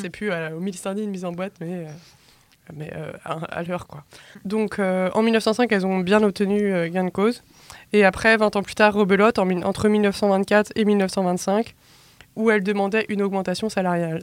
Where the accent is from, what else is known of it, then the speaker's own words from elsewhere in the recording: Brittany, France; moi, je suis bretonne.